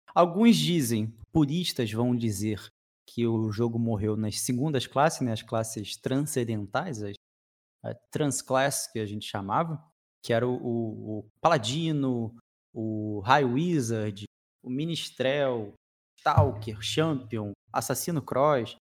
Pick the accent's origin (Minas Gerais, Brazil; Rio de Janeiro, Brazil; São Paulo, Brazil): Rio de Janeiro, Brazil; Aqui no Rio de Janeiro, a gente é do Rio de Janeiro